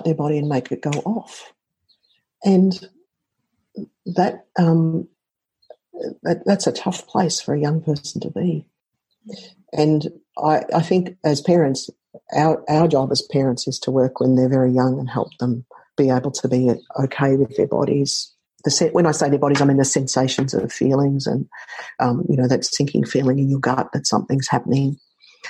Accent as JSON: {"language": "English", "country": "Australia", "said": "I'm Australian"}